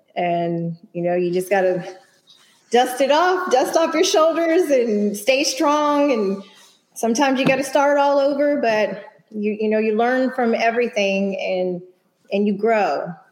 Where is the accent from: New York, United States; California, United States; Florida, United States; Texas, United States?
Texas, United States; Houston; born and raised in Houston, although my father is from Spanish Harlem and my mom is from Connecticut